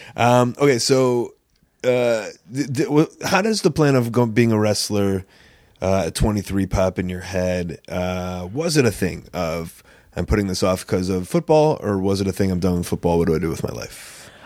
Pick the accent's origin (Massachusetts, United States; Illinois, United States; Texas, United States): Illinois, United States; Chicago; as a Chicagoan